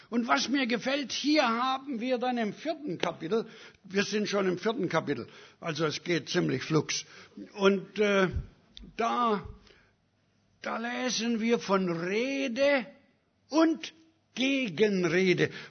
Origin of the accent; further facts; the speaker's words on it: Canada; now in Germany; Und ich habe ihm gesagt, ich bin aus Kanada, ich verdiene bessere Behandlung.